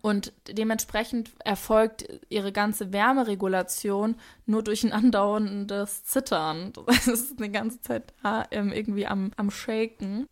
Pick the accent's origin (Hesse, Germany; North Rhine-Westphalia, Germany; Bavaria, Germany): Hesse, Germany; accent: Hessian; wie sehr mein hessischer Akzent durchkam